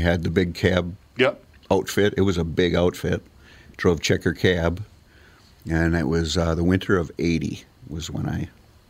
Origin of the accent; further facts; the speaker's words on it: Bloomington, Minnesota, United States; I grew up in Bloomington, mm-hmm. Minneapolis